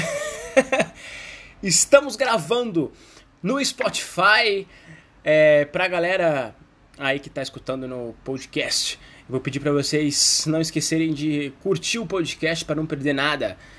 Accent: Brazil; nós, brasileiros

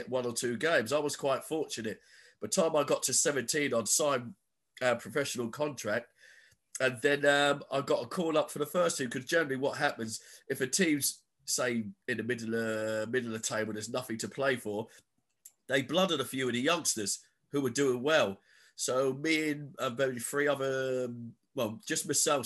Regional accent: Ipswich, East of England, United Kingdom; also born or lived in Norwich / Newcastle; I'm originally from Ipswich

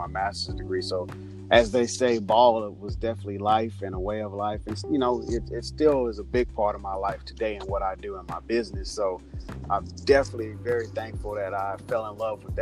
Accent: Houston, Texas, United States; now in Los Angeles, United States; I grew up in Houston, Texas, born and raised

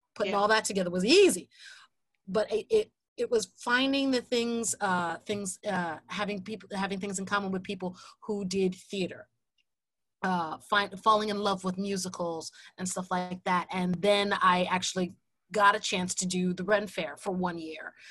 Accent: Jersey City, New Jersey, United States; I grew up in Jersey City

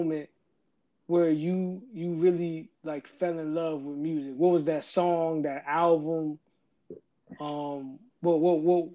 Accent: Stone Mountain, Georgia, United States; I'm from Stone Mountain

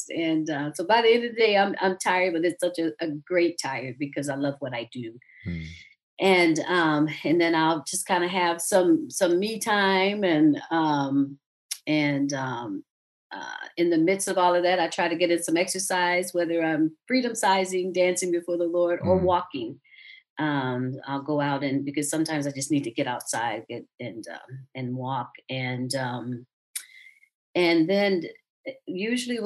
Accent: South Georgia, United States; moved away as an adult; now in Atlanta, United States; I grew up in South Georgia

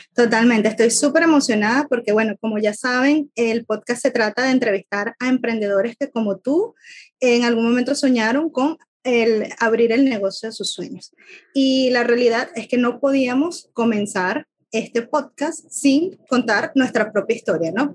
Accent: Venezuela; moved away as an adult; now in Ireland; soy venezolana, venezolana viviendo en Irlanda

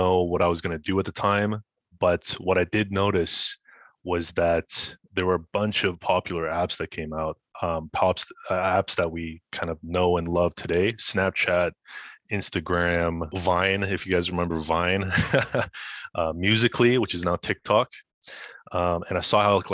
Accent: Ottawa, Ontario, Canada; also born or lived in Montreal; I was born in Montreal, but I was raised in Ottawa. So I spent basically all my life here.

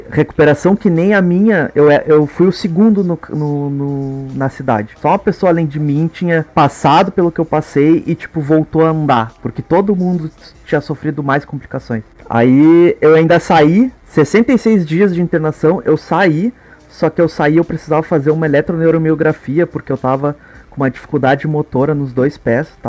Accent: Brazil; eu nasci no Brasil, né?

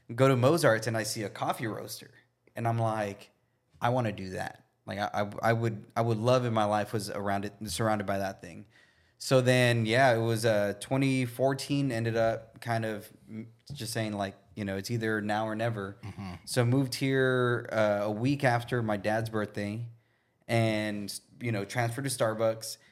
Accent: Brownsville, Texas, United States; now in Austin, United States; growing up in Brownsville

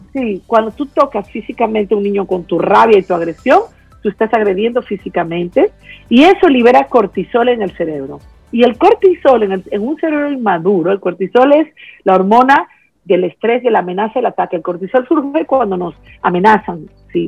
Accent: Peru; yo soy de Perú

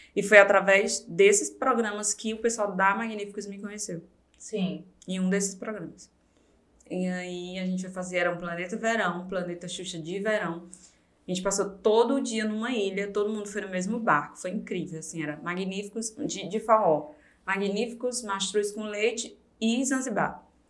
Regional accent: Fortaleza, Ceará, Brazil; moved away; Nasci em Fortaleza. É, o José Walter é um bairro lá

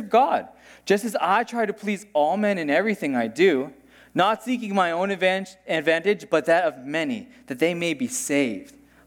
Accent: United States; moved away; I grew up in the States

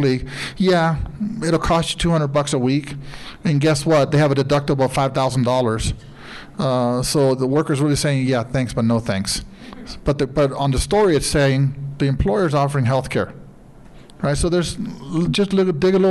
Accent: Sinaloa, Mexico; moved away; I'm from Sinaloa

